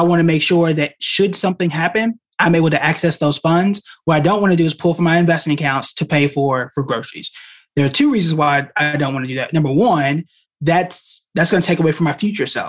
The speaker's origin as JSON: {"language": "English", "region": "Oklahoma", "country": "United States", "said": "I'm from Oklahoma"}